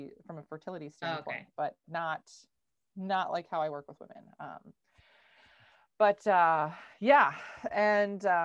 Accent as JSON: {"language": "English", "region": "Minnesota", "country": "United States", "tie": "born or raised there", "said": "I live in Minnesota. I'm from Minnesota. I grew up on a goat farm."}